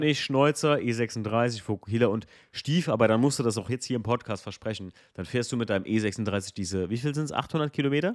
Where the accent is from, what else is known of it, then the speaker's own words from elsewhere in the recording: Eifel, Germany; wir kommen aus der Eifel